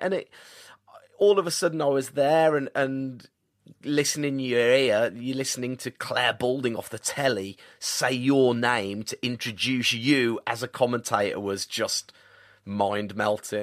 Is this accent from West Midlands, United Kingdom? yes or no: yes; Birmingham, West Midlands, United Kingdom; also born or lived in Tamworth / Colorado; here in my hometown